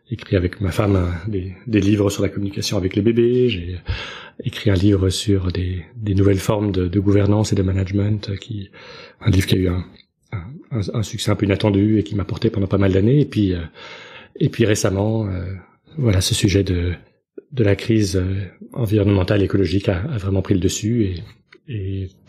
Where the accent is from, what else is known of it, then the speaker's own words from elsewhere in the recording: Belgium; now in United States; je suis belge